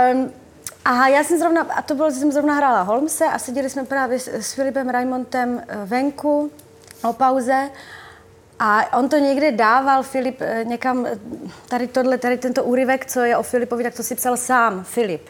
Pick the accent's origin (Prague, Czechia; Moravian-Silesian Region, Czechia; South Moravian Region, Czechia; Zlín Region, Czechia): Zlín Region, Czechia; Uherské Hradiště; moved away; do Slováckého divadla u nás v Uherském hradišti, tam jsem vlastně, na tom jsem vyrostla, na tom divadle